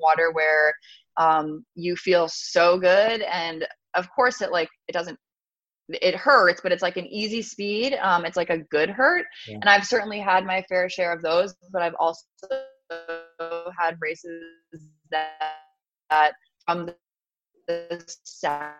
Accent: New York, United States; moved away; I grew up in New York, and so we had pizza every Friday night

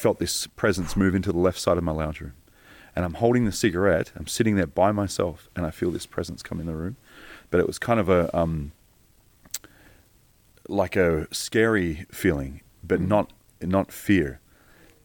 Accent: Geelong, Victoria, Australia; moved away; also born or lived in Africa; I was brought up in Geelong, Victoria

